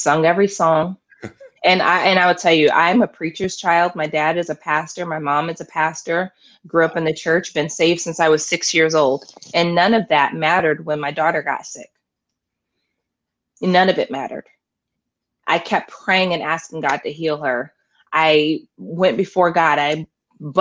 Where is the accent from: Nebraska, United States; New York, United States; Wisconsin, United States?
Nebraska, United States; Omaha; also born or lived in Tupelo, Mississippi; Originally I was born in Tupelo, Mississippi, but I've been in Nebraska since I was 7 years old